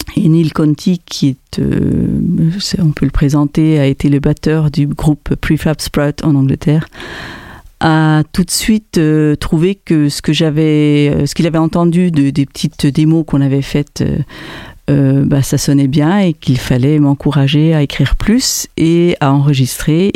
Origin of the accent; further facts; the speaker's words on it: German-speaking Switzerland, Switzerland; first language French; also born or lived in Aarau, Switzerland; now in Montpellier, France; J'ai grandi donc en Suisse allemande en apprenant donc le suisse allemand en deuxième langue puisque le français était ma langue maternelle